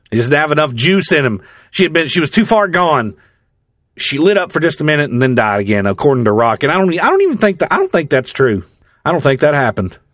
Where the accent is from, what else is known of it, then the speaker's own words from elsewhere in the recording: the South, United States; I'm from the South